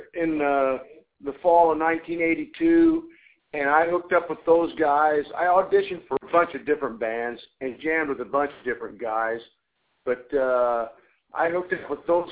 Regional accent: Southern Illinois, United States; moved away; also born or lived in California; I'm from Southern Illinois. I lived about 65 miles east of St. Louis, and I moved to California in 1982

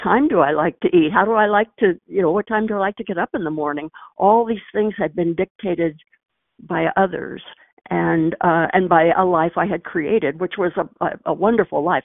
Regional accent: Missouri, United States; moved away; when I was a girl growing up in Missouri

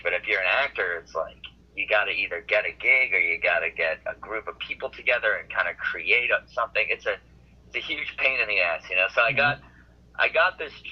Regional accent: Milton, Massachusetts, United States; moved away as an adult; also born or lived in New York City; I'm from Milton, Massachusetts, Boston. I grew up here

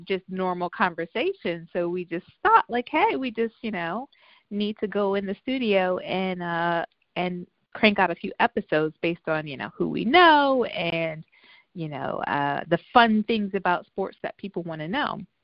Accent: Tampa, Florida, United States; moved away as an adult; now in Los Angeles, United States; I am originally from Tampa, Florida, but I have been in Los Angeles for almost uh, 15 years

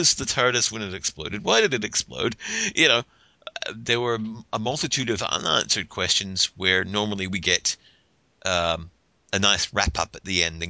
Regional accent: New Zealand; now in United States; I'm from New Zealand

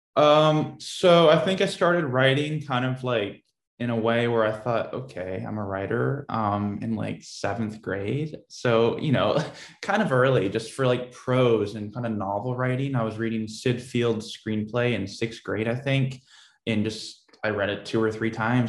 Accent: Portland, Oregon, United States; I grew up uh, in Portland, Oregon.

